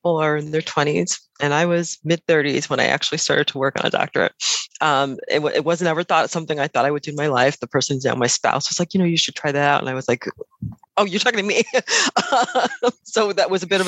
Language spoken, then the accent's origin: English; Chicago, Illinois, United States; now in New York, United States; I'm originally from Chicago, now live in New York